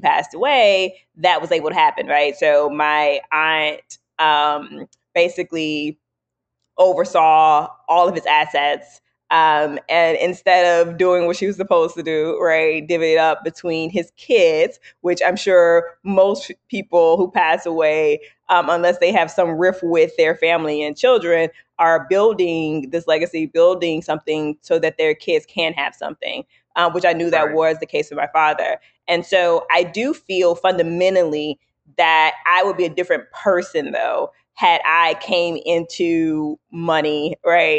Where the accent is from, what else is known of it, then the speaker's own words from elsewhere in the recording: New Orleans, Louisiana, United States; I'm from New Orleans.